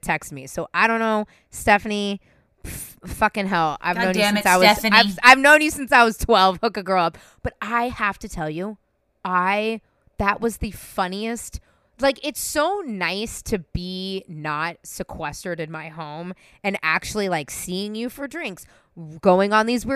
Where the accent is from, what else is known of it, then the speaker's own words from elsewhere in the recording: San Francisco, California, United States; I'm born and raised in San Francisco